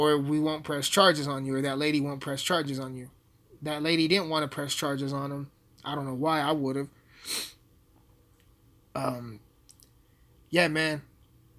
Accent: Alamosa, Colorado, United States; Alamosa sucks. My hometown sucks

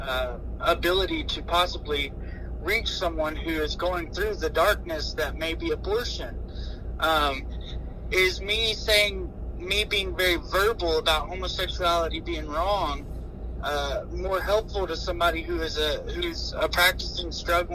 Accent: United States; as an American

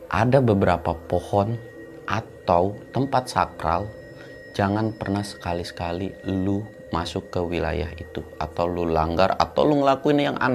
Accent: West Java, Indonesia; Oh, dari Jawa Barat kita, Bang, bertiga.

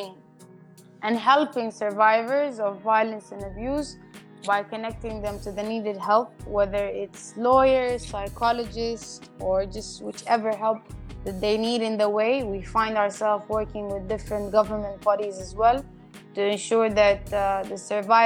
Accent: Sudan; moved away; also born or lived in Cyprus; I'm a Sudanese national, born and raised in Sudan, a Sudanese female national. And then I moved to Cyprus

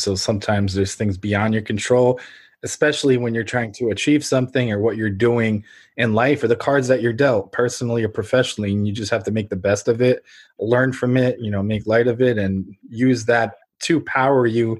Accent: Ukraine; now in United States; I'm a first generation immigrant from Ukraine.

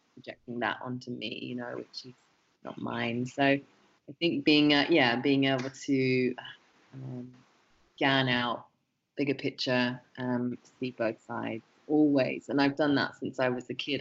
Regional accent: England, United Kingdom; growing up in England

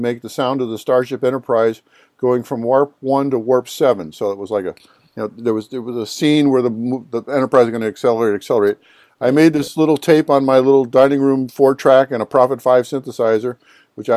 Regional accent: Cleveland, Ohio, United States; I'm from the Cleveland area. I was a rock and roll guy

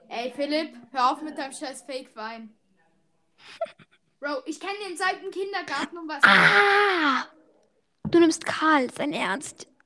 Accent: Switzerland; ich kenne einfach keine deutschen Parteien. Ich bin Schweizer.

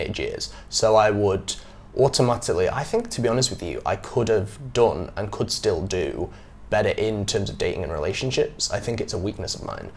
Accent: England, United Kingdom; moved away as an adult; now in Vietnam; growing up in England like I did

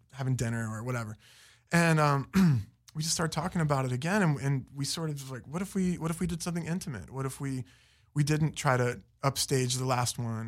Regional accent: Fairmont, West Virginia, United States; also born or lived in Florida / Las Vegas / New York; now in Los Angeles, United States; Fairmont, West Virginia.

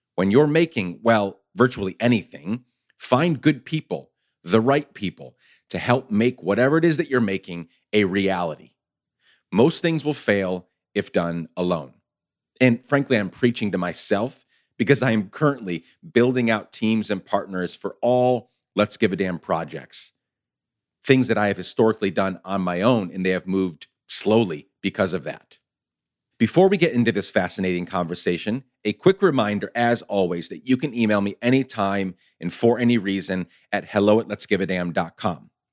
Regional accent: New York, United States; moved away; I grew up in New York

